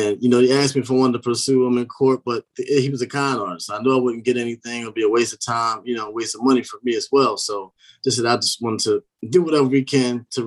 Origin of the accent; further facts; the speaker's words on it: Philadelphia, Pennsylvania, United States; moved away as an adult; now in Maryland, United States; I'm from Philadelphia originally